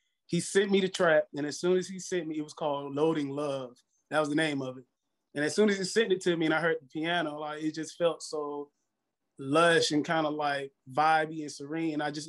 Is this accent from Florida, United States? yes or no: yes; Orlando, Florida, United States; also born or lived in Fort Pierce, Florida; So I'm from Orlando, Florida.